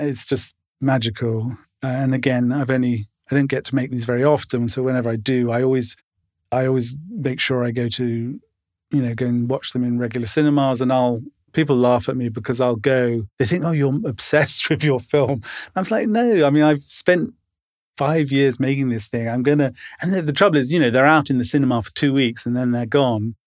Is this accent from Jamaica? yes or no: no; London, United Kingdom; moved away as an adult; also born or lived in Tottenham / United States; I grew up in Camden and loved growing up here